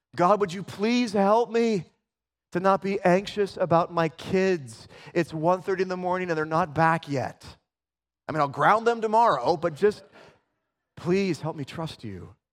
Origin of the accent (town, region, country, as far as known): Spokane, Washington, United States